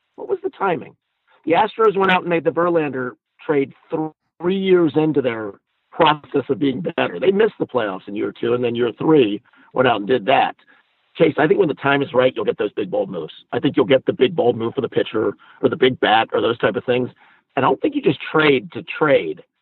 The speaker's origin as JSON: {"language": "English", "town": "Atlanta", "region": "Georgia", "country": "United States", "tie": "born or raised there", "said": "in my hometown, in my city. I, like Atlanta means a lot to me, it always has"}